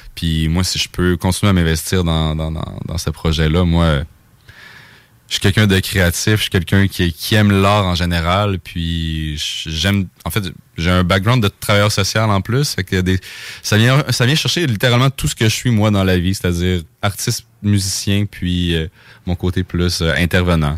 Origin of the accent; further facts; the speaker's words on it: Saguenay, Quebec, Canada; moved away; je viens du Saguenay. Fait que c'est la première fois que je jouais chez nous